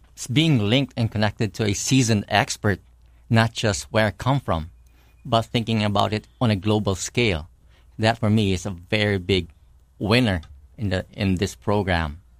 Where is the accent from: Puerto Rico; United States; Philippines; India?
Philippines; growing up in the Philippines